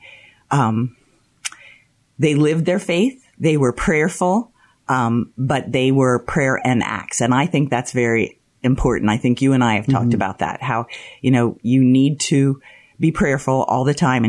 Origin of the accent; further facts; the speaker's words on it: Mechanicsburg, Pennsylvania, United States; I grew up in Mechanicsburg